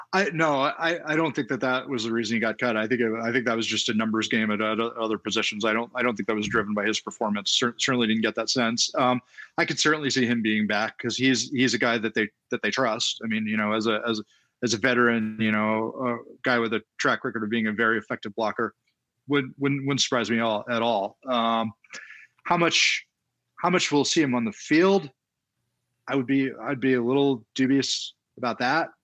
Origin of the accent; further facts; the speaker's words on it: Baltimore, Maryland, United States; I grew up in Baltimore, so I grew up as a baseball fan